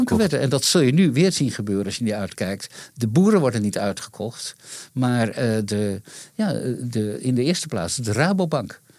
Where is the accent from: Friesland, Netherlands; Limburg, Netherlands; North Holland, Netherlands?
Friesland, Netherlands; Leeuwarden; in Leeuwarden, waar ik opgroeide